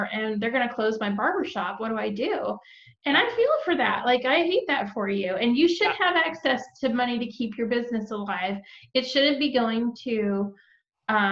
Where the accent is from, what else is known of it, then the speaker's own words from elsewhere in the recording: Texas, United States; now in Georgia, United States; We're both also from Texas